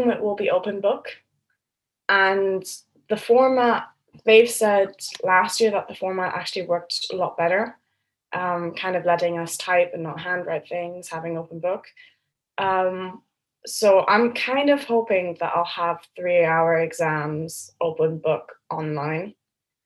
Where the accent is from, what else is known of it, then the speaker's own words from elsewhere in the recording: Berlin, Germany; moved away as an adult; now in Cambridge, United Kingdom; And I'm from Berlin, so I'm an international student as well.